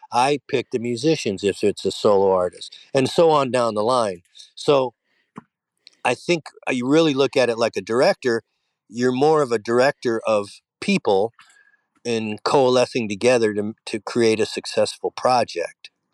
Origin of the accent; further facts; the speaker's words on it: Detroit, Michigan, United States; I grew up in Detroit